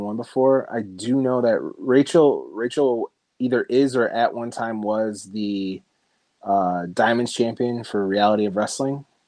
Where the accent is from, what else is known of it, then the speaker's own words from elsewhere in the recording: Chicago suburbs, Illinois, United States; born and raised in the Chicago Burbs